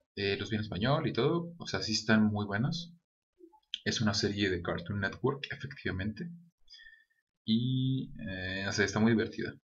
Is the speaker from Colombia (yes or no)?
no; Guadalajara, Jalisco, Mexico; sí soy de Guadalajara, pero no soy de esa parte